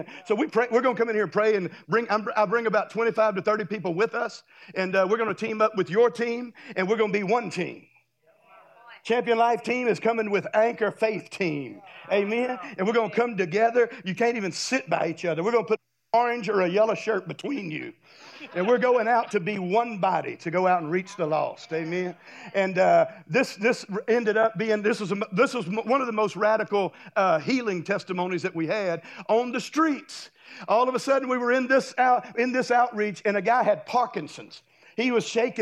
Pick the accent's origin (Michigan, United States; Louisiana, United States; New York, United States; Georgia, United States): Louisiana, United States; Minden; now in Destin, United States; Minden, Louisiana, that's my hometown